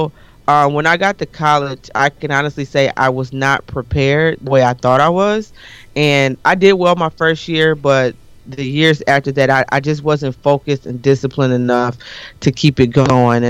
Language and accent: English; Detroit, Michigan, United States; also born or lived in Eastpointe, Michigan; I was born and raised in Detroit, went to school in Detroit